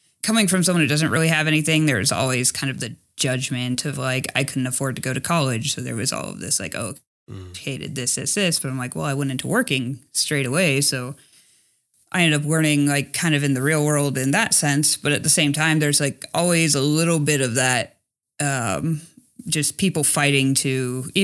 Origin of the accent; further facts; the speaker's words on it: Los Angeles, California, United States; moved away as an adult; also born or lived in rural Montana; I grew up in Los Angeles